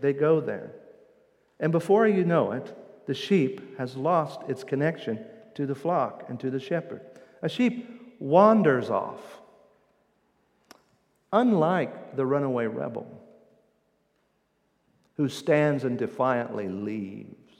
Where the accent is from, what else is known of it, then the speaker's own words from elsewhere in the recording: Indiana, United States; accent: Midwestern Indiana; my Midwestern Indiana accent.